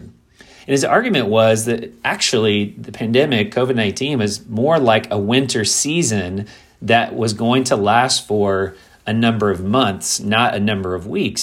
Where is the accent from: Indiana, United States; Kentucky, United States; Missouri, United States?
Kentucky, United States; moved away as an adult; also born or lived in South Florida / Midwest; I grew up in Kentucky